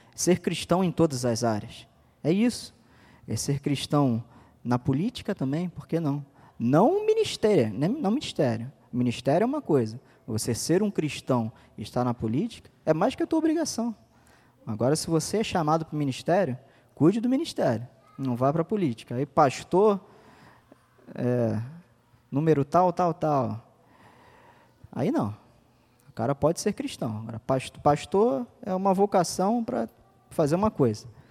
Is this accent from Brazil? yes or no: yes; Brazil; A gente é brasileiro